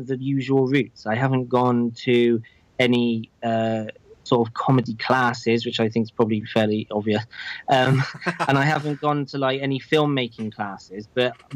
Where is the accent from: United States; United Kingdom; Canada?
United Kingdom; England; I'm obviously English, but I've always lived here in England.